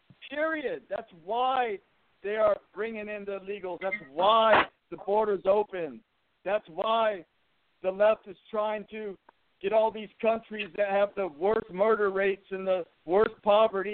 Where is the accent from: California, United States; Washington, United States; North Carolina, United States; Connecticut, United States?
California, United States; Inglewood; I was born in Inglewood, Los Angeles, 1966